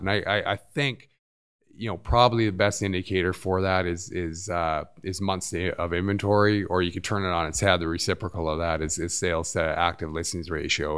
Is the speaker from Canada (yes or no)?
yes; Vancouver, British Columbia, Canada; moved away as an adult; I grew up in Vancouver.